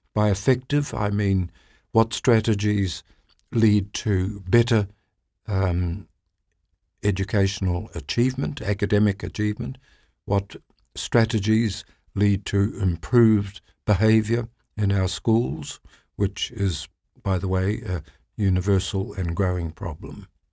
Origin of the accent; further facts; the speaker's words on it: New Zealand; I'm from New Zealand